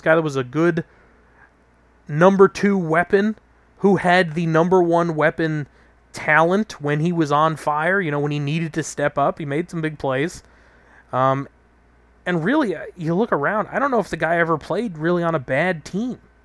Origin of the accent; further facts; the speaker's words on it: New York, United States; as a New Yorker